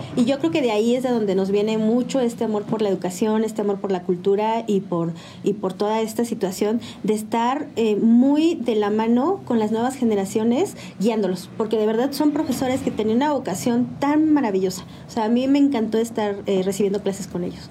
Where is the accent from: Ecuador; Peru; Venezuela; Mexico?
Mexico; San Juan del Río, Querétaro; also born or lived in Cuernavaca, Morelos / Aculco, State of Mexico; en ese año de segundo de primaria me trajeron para acá, para San Juan del Río